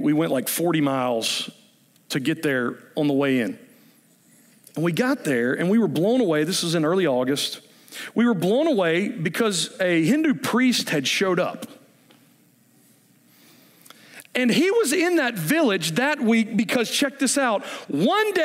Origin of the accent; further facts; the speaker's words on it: United States; I'm an American